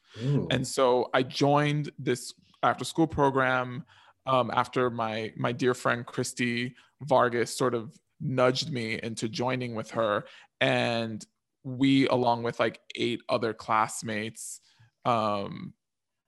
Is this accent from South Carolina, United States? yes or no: no; New York City, New York, United States; I grew up in New York, and this was in the 80s